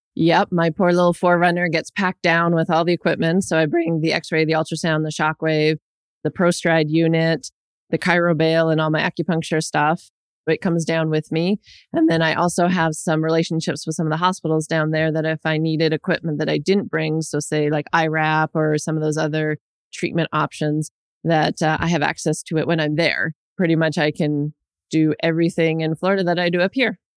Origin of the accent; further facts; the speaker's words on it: Winnipeg, Manitoba, Canada; now in Ontario, Canada; I grew up in Winnipeg and am very familiar with winters